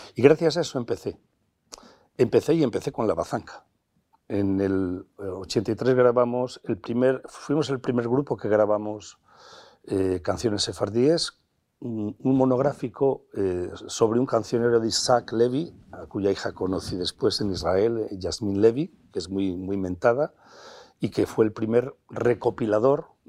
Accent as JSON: {"language": "Spanish", "town": "Piñel de Abajo", "region": "Castile and León", "country": "Spain", "tie": "born or raised there", "said": "nacido en Piñel de Abajo, en la provincia de Valladolid, ahí en la Ribera, nacido y criado en Casa de Labradores"}